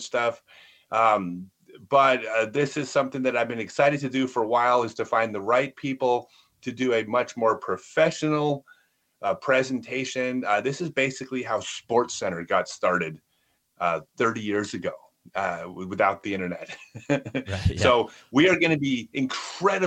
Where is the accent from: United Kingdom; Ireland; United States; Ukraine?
United States; Texas; I'm from Texas